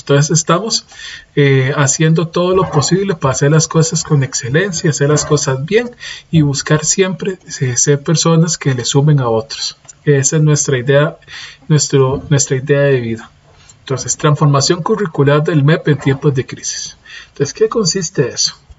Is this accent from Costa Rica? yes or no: yes; Costa Rica; Yo soy de Costa Rica.